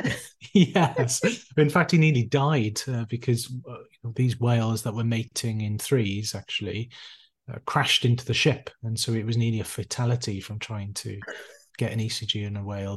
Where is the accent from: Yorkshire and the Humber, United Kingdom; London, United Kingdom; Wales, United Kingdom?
Wales, United Kingdom; Neath; also born or lived in Cardiff / Bristol; I'm originally from South Wales, a small town just on the coast, a place called Neath